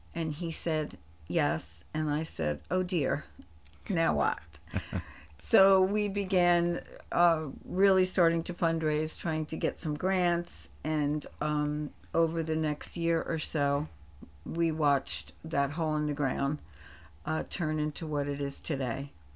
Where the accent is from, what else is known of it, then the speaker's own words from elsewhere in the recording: East Rutherford, New Jersey, United States; I grew up in East Rutherford, New Jersey, a small Italian neighborhood